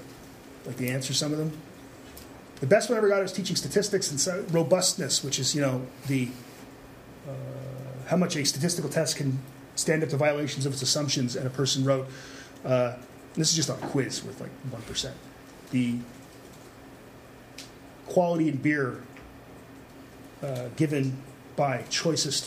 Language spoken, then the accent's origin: English; Quebec, Canada; accent: Quebec; my Quebec accent